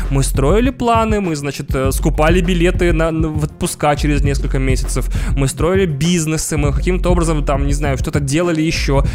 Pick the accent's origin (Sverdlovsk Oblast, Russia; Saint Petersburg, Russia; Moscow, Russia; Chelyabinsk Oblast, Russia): Moscow, Russia; Мы, москвичи